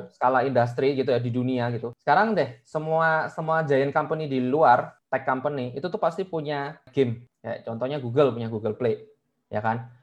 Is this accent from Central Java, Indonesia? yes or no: no; Surabaya, East Java, Indonesia; moved away as an adult; now in Jakarta, Indonesia; Gua orang Surabaya by the way, jadi kayak ke Jakarta merantau